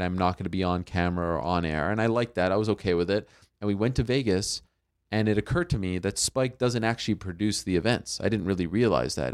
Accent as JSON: {"language": "English", "town": "Montreal", "region": "Quebec", "country": "Canada", "tie": "born or raised there", "said": "I grew up in Montreal"}